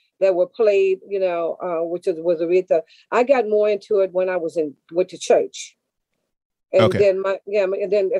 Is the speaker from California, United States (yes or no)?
yes; Los Angeles, California, United States; moved away as an adult; also born or lived in New York; I was born in Los Angeles, lived in Compton, Inglewood, Hollywood